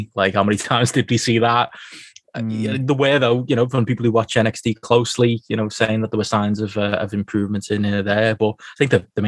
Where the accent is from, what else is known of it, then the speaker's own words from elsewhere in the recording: United Kingdom; as British fans